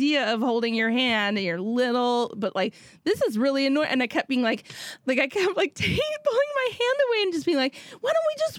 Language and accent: English; Minnesota, United States; Growing up in Minnesota